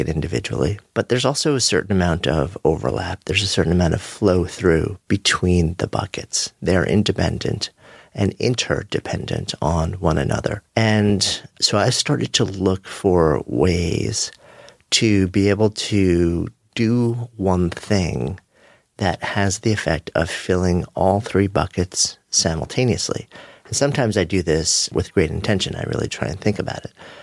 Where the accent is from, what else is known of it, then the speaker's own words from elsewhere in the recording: New York, United States; as a New Yorker